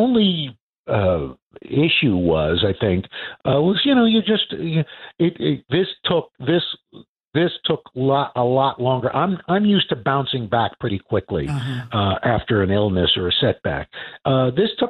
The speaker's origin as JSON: {"language": "English", "town": "New York City", "region": "New York", "country": "United States", "tie": "born or raised there", "said": "I'm a kid from Queens, New York"}